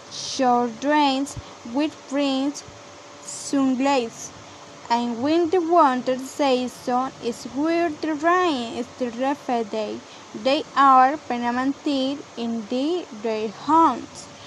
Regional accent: Colombia; English is a second language; I'm 18 years old. I'm from Colombia and I have lived here all my life.

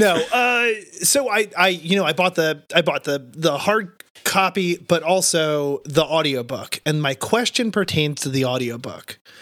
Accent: New Jersey, United States; moved away; I'm from South Jersey

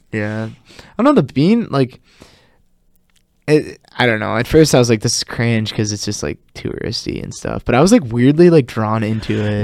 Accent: Oshkosh, Wisconsin, United States; moved away as an adult; now in Madison, United States; I'm originally from Oshkosh

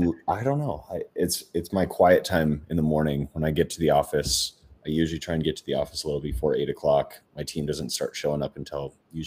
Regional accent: Minnesota, United States; now in Phoenix, United States; I'm from Minnesota originally.

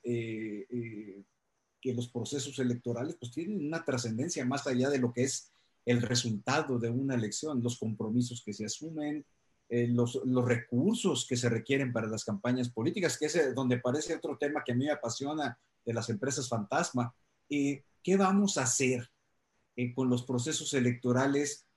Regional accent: Culiacán, Sinaloa, Mexico; mi tierra, Culiacán

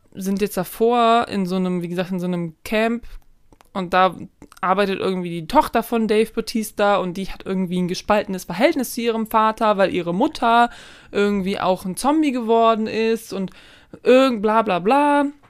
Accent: Germany; als Deutsche

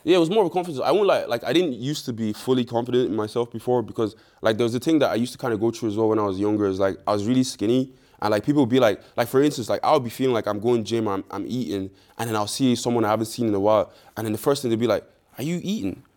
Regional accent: Ireland; also born or lived in Nigeria; moved to Ireland when I was, like, three, and then I just grew up in Ireland since

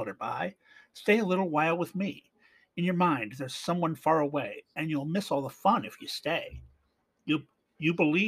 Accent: Canada; Being Canadian

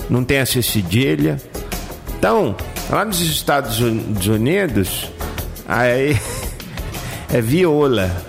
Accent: Goiás, Brazil; porque eu sou de Goiás e lá em Goiás nós não tem costume de ficar comendo igual vocês comem rabo de jacaré aqui, né?

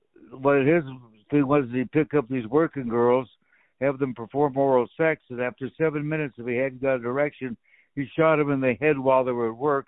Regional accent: Walla Walla, Washington, United States; moved away; friends of my family back in my hometown.

